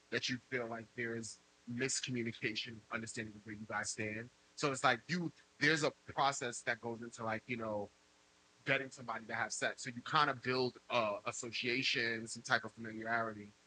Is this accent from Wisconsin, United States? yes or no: no; New York City, New York, United States; I'm from the Bronx.